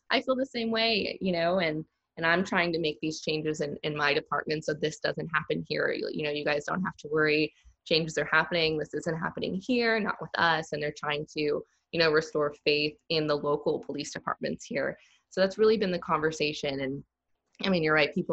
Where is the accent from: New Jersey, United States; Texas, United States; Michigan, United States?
Texas, United States; now in Raleigh, United States; when I say, oh, I'm from Texas, they're like, oh, you know, they all just automatically assume, you know, it's super country, a red state. And to be honest, Raleigh is way more country than any place I've ever lived